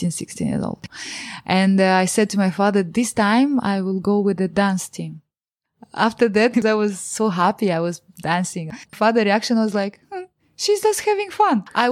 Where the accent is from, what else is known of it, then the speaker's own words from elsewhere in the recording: Moldova; English is a second language; moved away; When I say I'm from Moldova